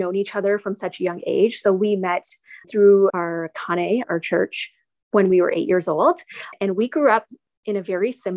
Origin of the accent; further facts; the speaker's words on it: Newmarket, Ontario, Canada; having been born and raised in Canada, I was very Canadian